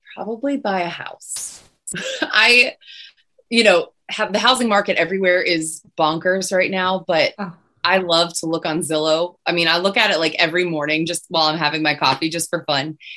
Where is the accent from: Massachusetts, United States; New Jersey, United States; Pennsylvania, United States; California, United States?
Pennsylvania, United States; Pittsburgh; moved away; I'm originally from Pittsburgh